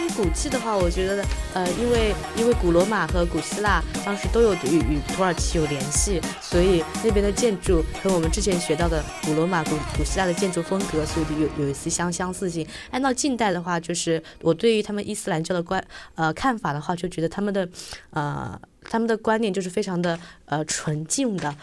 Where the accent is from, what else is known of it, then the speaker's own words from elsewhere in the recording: Hangzhou, Zhejiang, China; 我的家乡，呃，杭州阜阳，就有永安山滑翔地